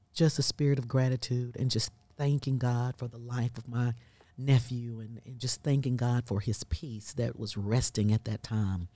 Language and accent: English; South Carolina, United States; now in Birmingham, Alabama, United States; I'm originally from South Carolina